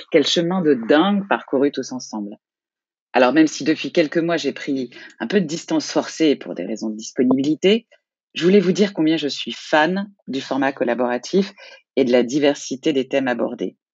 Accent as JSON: {"language": "French", "town": "Lyon", "region": "Auvergne-Rhône-Alpes", "country": "France", "said": "Bonjour à tous"}